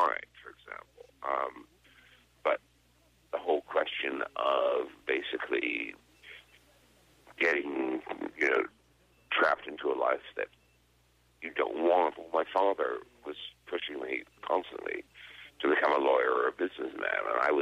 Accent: United States; moved away as an adult; also born or lived in Dublin, Ireland / London, United Kingdom / Paris, France; I lived out of America for 33 years, first in Dublin, then in London, and then I commuted between London and Paris

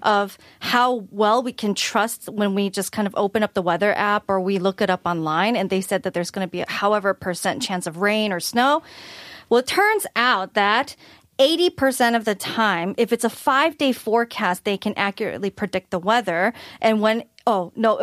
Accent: Michigan, United States; I'm from Michigan, which is relatively colder.

